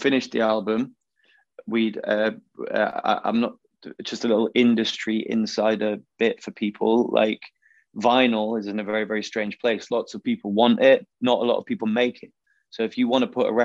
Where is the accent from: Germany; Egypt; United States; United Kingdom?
United Kingdom; Macclesfield, North West England; also born or lived in Wilmslow; So we're from Macclesfield. So that's where … are from. You know, we grew up around their kids and their history